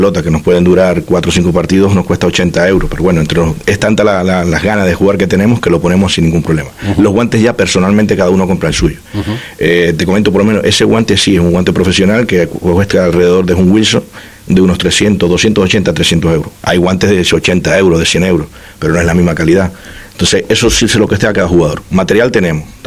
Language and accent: Spanish; Venezuela; Yo soy hijo de, españoles, pero soy venezolano.